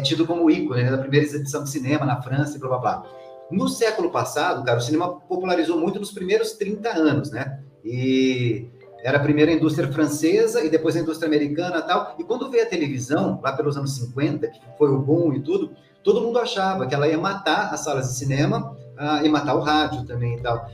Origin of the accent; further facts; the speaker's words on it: Guaratinguetá, São Paulo, Brazil; now in São Paulo, Brazil; eu sou lá de Guaratinguetá